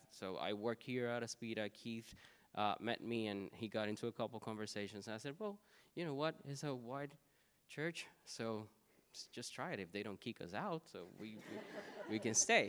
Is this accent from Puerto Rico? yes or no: yes; Puerto Rico; I am Puerto Riqueño, which means that I come from Puerto Rico